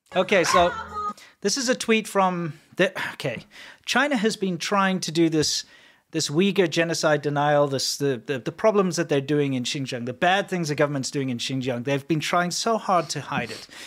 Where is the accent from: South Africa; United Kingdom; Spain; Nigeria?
South Africa; I am South African